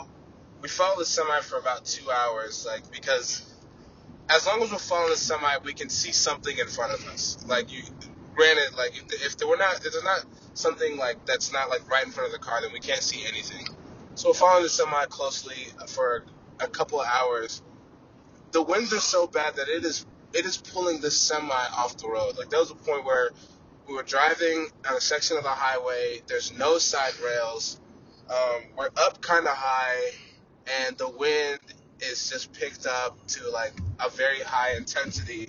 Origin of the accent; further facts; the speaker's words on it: Texas, United States; we're from Texas